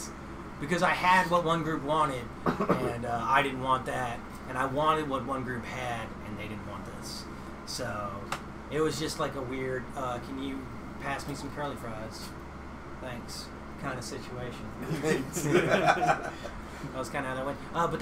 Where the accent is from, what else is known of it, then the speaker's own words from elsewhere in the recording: Blythewood, South Carolina, United States; also born or lived in Maryland; No, I grew up in Blythewood, South Carolina.